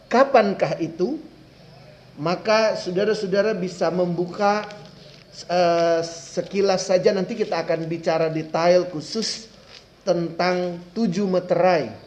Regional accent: Manado, North Sulawesi, Indonesia; Sampai kepada saya orang Manado.

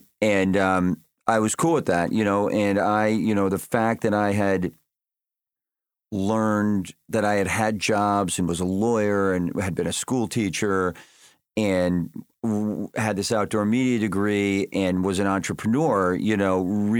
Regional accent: Bridgeport, Connecticut, United States; also born or lived in New York; And I'm from Bridgeport.

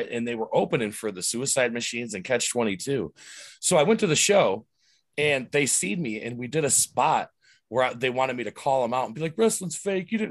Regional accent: Fort Lauderdale, Florida, United States; I'm coming from Fort Lauderdale, Miami

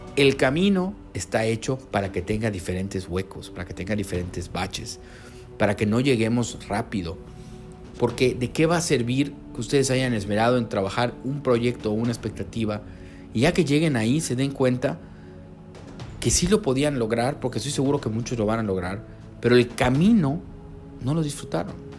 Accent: Yucatán, Mexico; soy enlace del Colectivo Quibernus Yucatán, aquí con el calor, calor de, mi estado

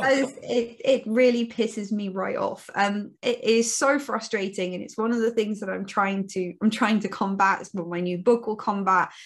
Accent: Cape Town, Western Cape, South Africa; also born or lived in near Bath, United Kingdom; now in Bath, United Kingdom; I'm originally from South Africa, from Cape Town in South Africa, um, hence the dodgy accent.

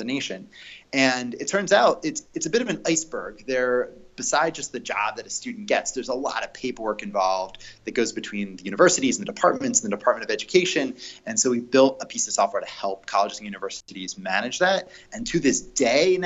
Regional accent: Philadelphia, Pennsylvania, United States; moved away as an adult; also born or lived in Rhode Island; now in Santa Monica, United States; I grew up in Philadelphia, went to college in Rhode Island, was back in Philadelphia running my first company before moving out to California.

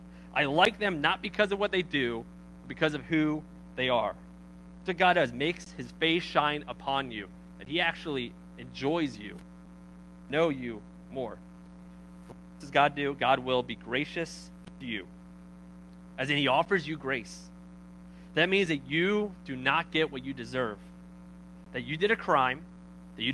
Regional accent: Baltimore, Maryland, United States; I'm from Baltimore

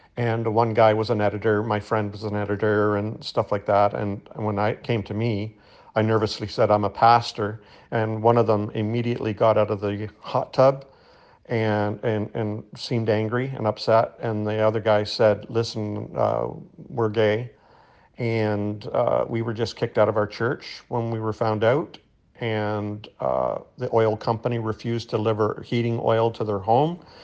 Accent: Canada; I'm not American, I'm Canadian.

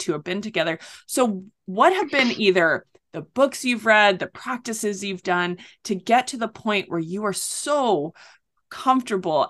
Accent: North Shore of Oahu, Hawaii, United States; I grew up on the North Shore of Oahu

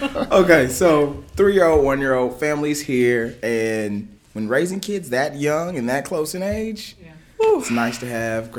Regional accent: Lexington, Kentucky, United States; my family's in Kentucky. I'm from Kentucky. Okay. I'm a Lexington kid

